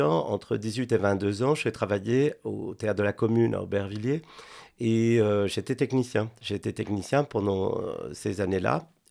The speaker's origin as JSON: {"language": "French", "region": "Buenos Aires", "country": "Argentina", "tie": "born or raised there", "also_born_or_lived": "Spain", "second_language": "French", "moved": "as an adult", "lives_now": "France", "said": "j'ai grandi en Argentine avec mon père"}